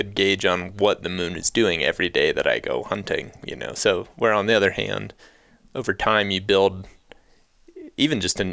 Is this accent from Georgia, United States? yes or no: no; Ohio, United States; also born or lived in Iowa; now in Colorado, United States; I grew up in Ohio, then I lived in Iowa, now I live in Colorado